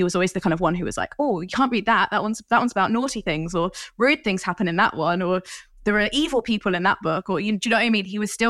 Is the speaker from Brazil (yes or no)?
no; Coventry, West Midlands, United Kingdom; I grew up in Coventry, which is really near Birmingham, which is near the original Cadbury's Chocolate Factory